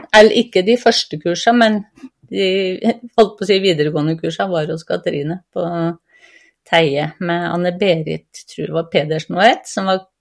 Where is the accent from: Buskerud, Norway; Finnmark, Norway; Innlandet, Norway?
Innlandet, Norway; Gausdal; moved away; also born or lived in Vestfold; 57 eh, år. Jeg er født og oppvokst i Gausdal, men har bodd 15 eh, år i Vestfold.